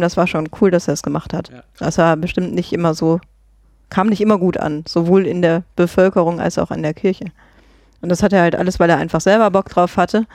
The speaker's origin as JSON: {"language": "German", "town": "Grevenbruch", "country": "Germany", "moved": "yes", "said": "ich komme ja ursprünglich aus Grevenbruch"}